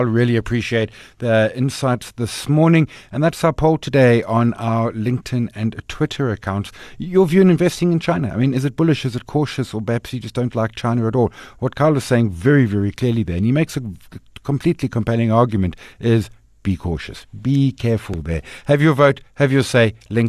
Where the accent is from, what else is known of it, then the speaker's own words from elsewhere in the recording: South Africa; It's difficult, particularly as a South African investor with Naspers Process / Tencent